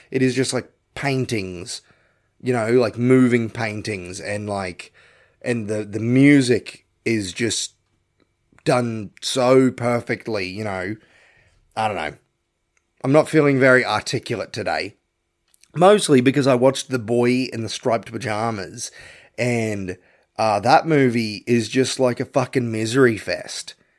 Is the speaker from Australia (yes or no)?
yes; Australia; I'm an Aussie